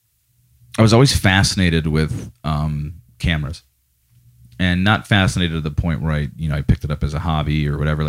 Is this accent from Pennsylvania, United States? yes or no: yes; Scranton, Pennsylvania, United States; also born or lived in Green Ridge, Scranton / West Side, Scranton / Clarks Summit; I was born at CMC Hospital in Scranton